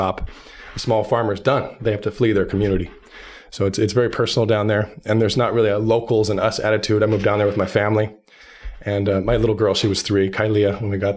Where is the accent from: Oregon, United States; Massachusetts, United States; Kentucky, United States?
Oregon, United States; Southern; also born or lived in Portland, Oregon; I lived in Portland for years. I grew up in Southern Oregon.